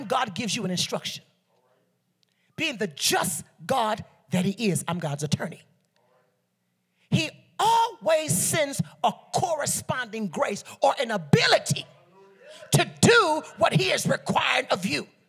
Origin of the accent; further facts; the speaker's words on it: Liberia; I'm Liberian from the Bassa tribe